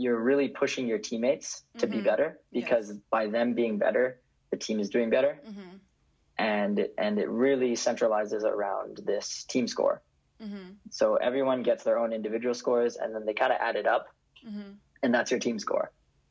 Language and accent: English; Vancouver, British Columbia, Canada; moved away as an adult; now in Berkeley, United States; I grew up in Vancouver and I go to UC Berkeley